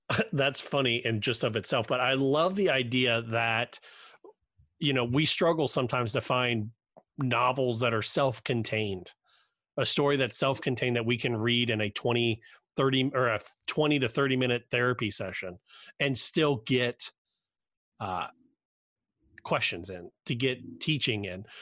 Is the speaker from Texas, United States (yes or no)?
no; Cincinnati, Ohio, United States; I'm from Cincinnati